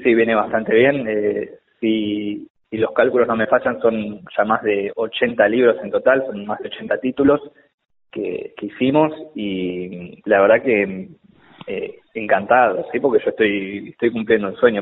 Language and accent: Spanish; Argentina; yo soy argentino porque siempre me preguntan, cuando les cuento de qué se trata esta novela, me preguntan si soy colombiano y no, soy argentino.